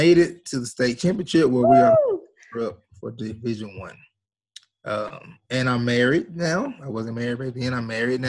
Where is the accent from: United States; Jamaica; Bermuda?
United States; Shreveport, Louisiana; I was born here in Shreveport, Louisiana